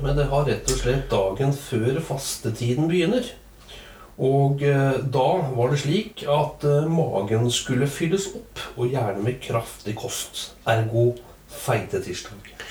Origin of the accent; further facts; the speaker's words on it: Trøndelag, Norway; der jeg kommer fra, oppe i Trøndelag